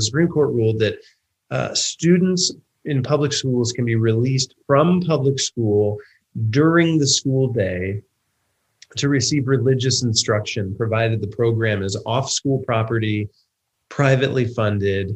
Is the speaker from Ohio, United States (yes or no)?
yes; Van Wert, Ohio, United States; my hometown of Van Wert, Ohio